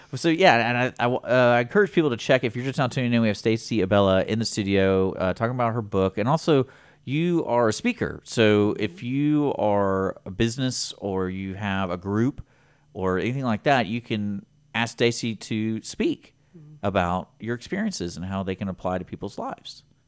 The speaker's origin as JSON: {"language": "English", "town": "Houston", "region": "Texas", "country": "United States", "said": "we're from Houston"}